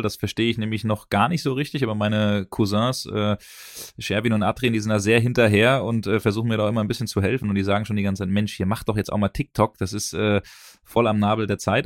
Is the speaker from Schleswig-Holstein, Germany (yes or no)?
no; Büdingen, Hesse, Germany; meine Heimatstadt Büdingen